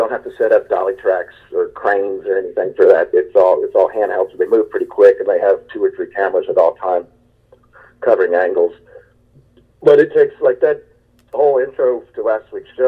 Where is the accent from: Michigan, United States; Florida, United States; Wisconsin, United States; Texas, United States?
Texas, United States; I'm from Texas